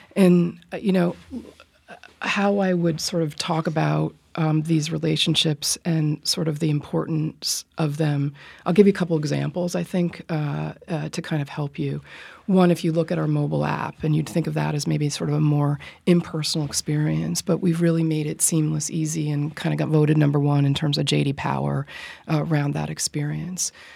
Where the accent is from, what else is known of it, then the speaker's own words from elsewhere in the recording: Rye, New York, United States; I grew up in Rye, New York